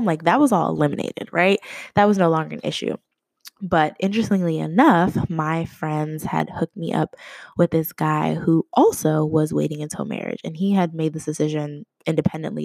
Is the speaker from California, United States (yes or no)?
no; Boston, Massachusetts, United States; also born or lived in New Jersey; now in Indianapolis, United States; I'm originally from Boston